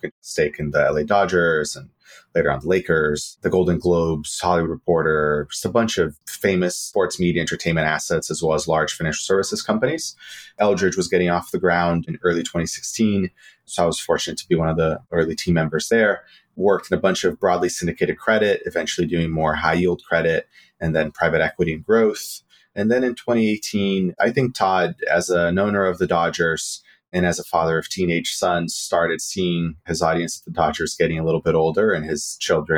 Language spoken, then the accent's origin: English; Brazil; moved away as an adult; now in United States; I grew up in Brazil and moved to the U.S. for college